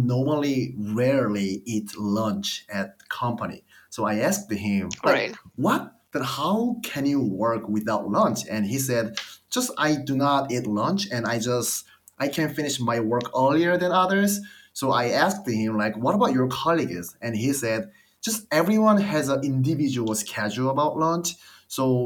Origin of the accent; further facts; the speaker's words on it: South Korea; moved away as an adult; now in United States; I'm from Korea